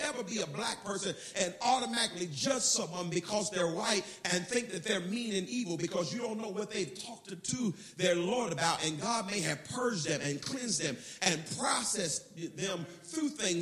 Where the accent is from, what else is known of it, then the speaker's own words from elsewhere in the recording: United States; I was from America